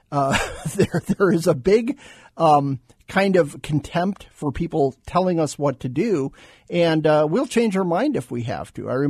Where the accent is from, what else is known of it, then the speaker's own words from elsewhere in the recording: Phoenix, Arizona, United States; also born or lived in Tucson; Arizona kid. I grew up in Phoenix, grew up in Tucson.